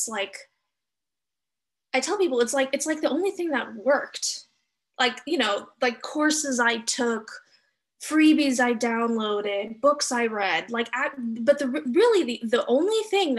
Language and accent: English; Los Angeles, California, United States; moved away; I grew up in Los Angeles, California